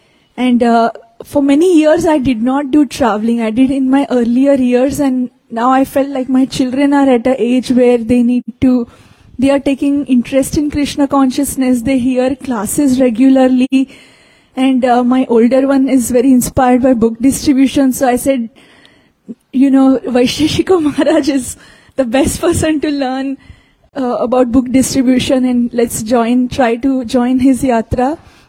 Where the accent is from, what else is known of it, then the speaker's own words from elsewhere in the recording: Atlanta, Georgia, United States; I'm from the Atlanta area